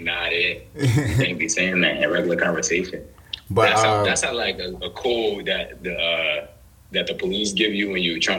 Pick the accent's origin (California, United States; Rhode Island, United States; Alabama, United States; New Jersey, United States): New Jersey, United States; I'm from Jersey, New Jersey to be exact. Right now I'm a student